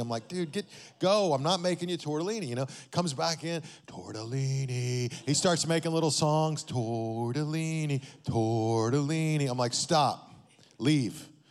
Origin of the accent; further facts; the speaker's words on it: Amarillo, Texas, United States; now in Las Vegas, United States; I grew up in Amarillo, Texas